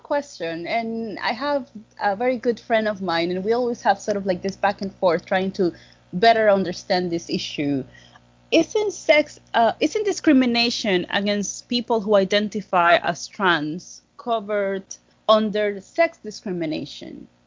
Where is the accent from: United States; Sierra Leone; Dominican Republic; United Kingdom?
Dominican Republic; I'm from the Dominican Republic